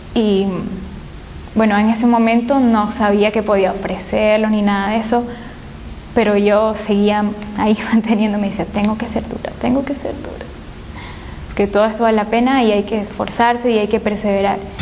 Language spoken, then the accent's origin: Spanish; Portoviejo, Manabí, Ecuador; moved away as an adult; now in Guayaquil, Ecuador; vengo de la provincia de Manabí, de la ciudad de Puerto Viejo